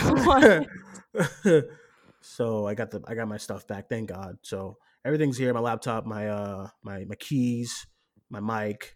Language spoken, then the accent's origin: English; Boston, Massachusetts, United States; I grew up in Boston